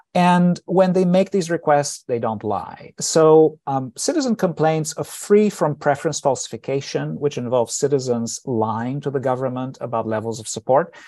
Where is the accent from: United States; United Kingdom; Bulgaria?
Bulgaria; moved away; I was born in Bulgaria. I grew up there, and I was fourteen when eight and nine came along